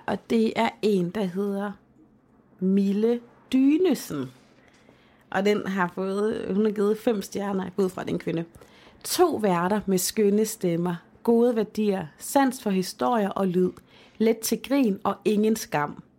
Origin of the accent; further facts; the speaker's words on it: Denmark; moved away; min øh, dagplejemor hjemme i Holmen